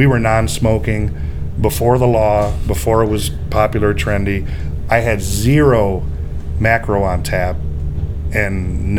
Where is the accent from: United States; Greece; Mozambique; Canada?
United States; Park Forest, Illinois; now in Schererville, United States; This is where I lived. I'm from Illinois originally.